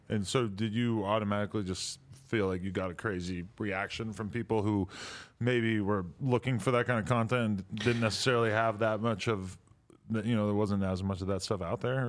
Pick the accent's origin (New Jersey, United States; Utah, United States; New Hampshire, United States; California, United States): New Hampshire, United States; growing up in New Hampshire